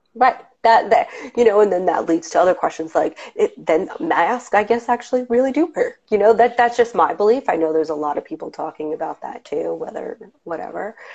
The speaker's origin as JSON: {"language": "English", "area": "Long Island", "region": "New York", "country": "United States", "moved": "as an adult", "lives_now": "New York City, United States", "said": "I come from Long Island and it wasn't super, super diverse. And then when I moved to New York now almost 20 years ago"}